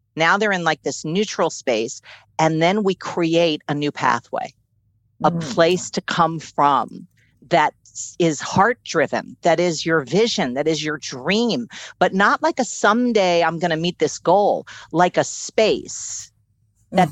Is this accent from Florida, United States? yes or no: no; New York City, New York, United States; I was born and raised in Manhattan